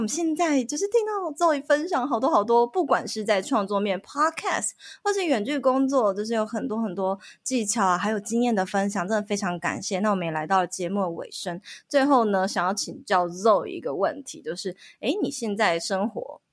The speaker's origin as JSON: {"language": "Chinese", "country": "Taiwan", "said": "我们台湾人"}